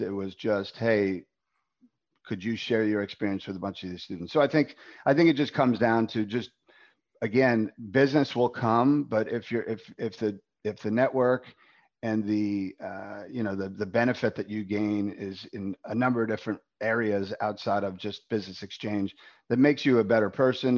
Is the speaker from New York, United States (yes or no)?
yes; New York, United States; accent: strong New York accent; moved away as an adult; now in Dallas, United States; I was born and raised in New York